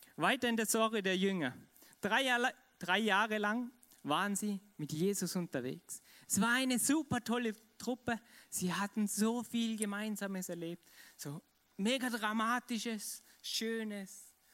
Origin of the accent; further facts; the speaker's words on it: Vorarlberg, Austria; ich bin Vorarlberger und ich liebe es, Vorarlberg zu, zu sein